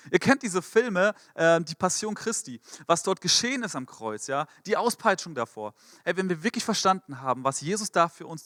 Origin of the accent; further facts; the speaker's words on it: Frankfurt, Hesse, Germany; Mein Pastor in Frankfurt, ich komme aus Frankfurt, aus der Ecclesia-Gemeindegründung dort